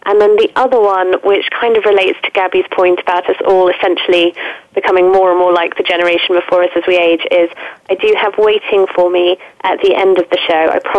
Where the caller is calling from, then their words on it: London, United Kingdom; I'm calling from London today